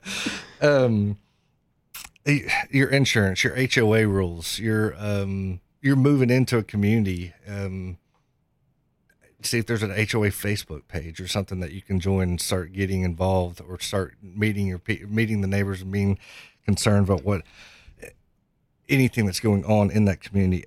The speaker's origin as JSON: {"language": "English", "town": "Knoxville", "region": "Tennessee", "country": "United States", "tie": "born or raised there", "said": "I'm from Knoxville, born and raised in Knoxville"}